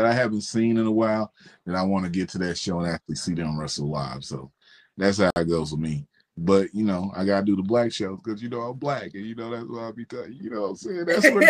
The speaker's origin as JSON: {"language": "English", "region": "Mississippi", "country": "United States", "said": "I'm from Mississippi, but it has nothing to do with me."}